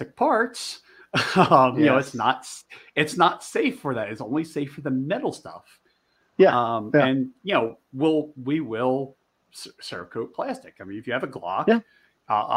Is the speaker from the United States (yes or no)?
yes; outside of Philadelphia, Pennsylvania, United States; also born or lived in Delaware / Maryland; now in Montana, United States; I grew up outside of Philly